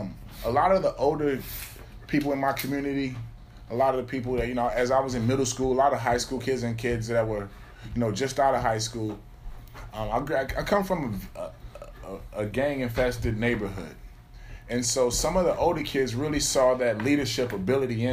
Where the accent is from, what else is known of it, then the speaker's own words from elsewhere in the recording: Alexandria, Virginia, United States; Alexandria, Virginia